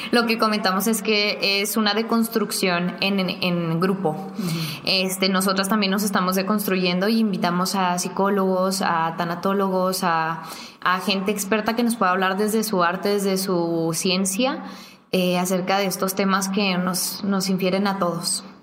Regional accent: Ciudad Juárez, Chihuahua, Mexico; Somos mujeres norteñas que, que, que se criaron con palabras muy fuertes y con una sociedad también muy pesada

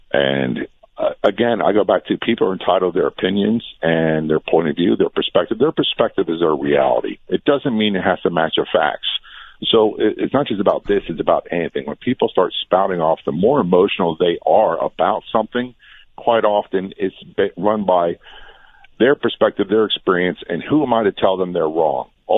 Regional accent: Norfolk, Virginia, United States; I grew up in Norfolk, Virginia, a big military town.

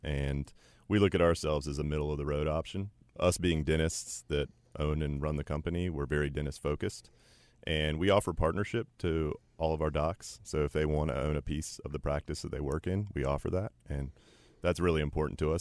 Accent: Chapel Hill, North Carolina, United States; I was raised in Chapel Hill

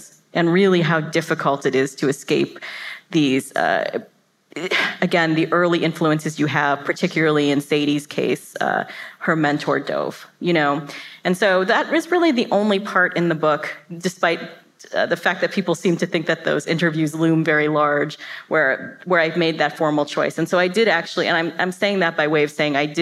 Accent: Florida, United States; also born or lived in New York; I was raised and went to high school in this town in Florida

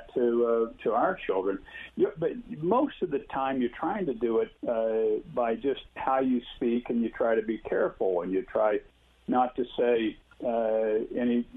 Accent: Parker, Kansas, United States; I grew up in the Methodist Church, which was the only church that we had in our small town of Parker, Kansas, 250 people. I lived a mile and a half out of town on a farm.

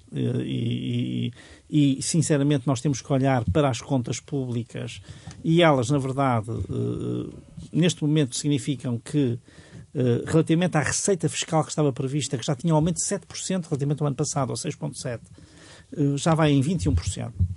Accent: Portugal; muito próximo do sítio onde nasci e onde vivi muitos anos

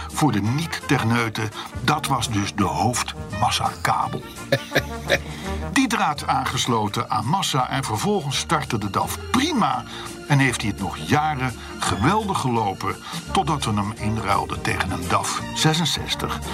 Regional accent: Netherlands; als Hollanders

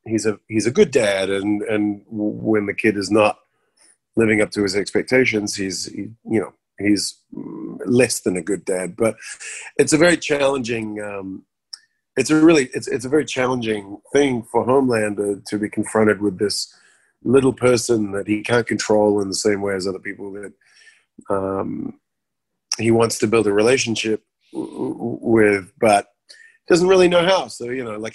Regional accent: New Zealand; growing up in New Zealand

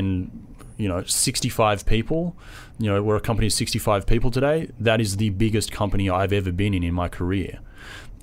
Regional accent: Australia; accent: Australian; also born or lived in San Diego, United States; now in New York, United States; I'm Australian, which it's a real subtle accent.

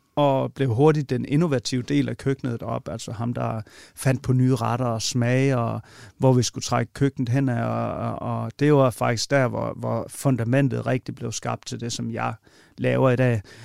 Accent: Vojens, Southern Denmark, Denmark; Vojens, hvor jeg kommer fra

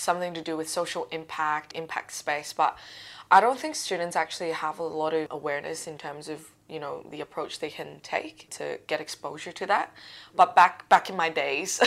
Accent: Macau; moved away as an adult; now in Australia; so I'm not from Australia, I'm from a place called Macau.

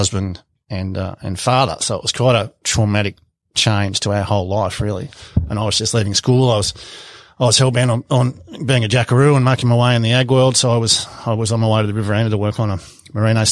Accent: Melbourne, Victoria, Australia; moved away; also born or lived in Smeaton, Victoria / Western Australia; I was born in Melbourne.

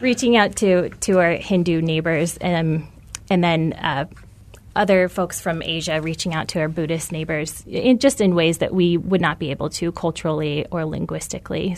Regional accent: Tucson, Arizona, United States; I'm from Tucson.

